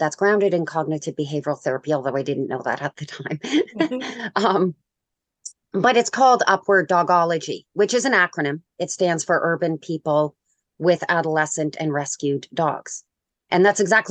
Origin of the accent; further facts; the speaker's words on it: Canada; I'm Canadian